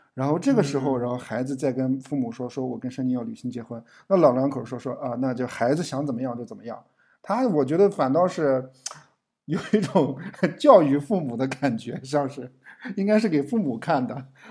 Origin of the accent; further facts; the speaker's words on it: Yangquan, Shanxi, China; moved away; 从我自己家乡走出来的导演